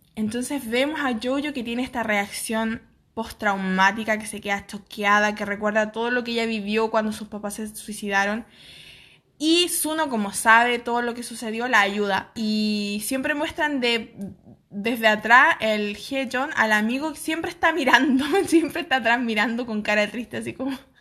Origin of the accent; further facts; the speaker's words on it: San Felipe, Valparaíso, Chile; todos los del colegio en San Felipe, mi pueblo